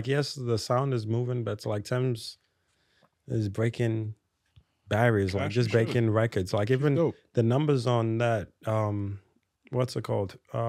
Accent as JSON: {"language": "English", "town": "New York City", "region": "New York", "country": "United States", "said": "I'm from the Bronx."}